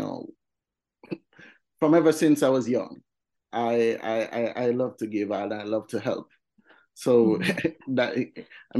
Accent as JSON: {"language": "English", "town": "Kingston", "country": "Jamaica", "tie": "born or raised there", "said": "I grew up in Magarga Gully. It's Lower Vineyard Town"}